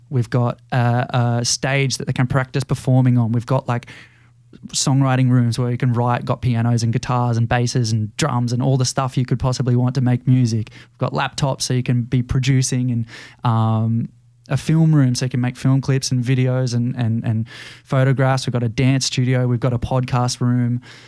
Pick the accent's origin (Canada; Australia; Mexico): Australia; growing up in Australia, there's a lot that you do thirteen years of school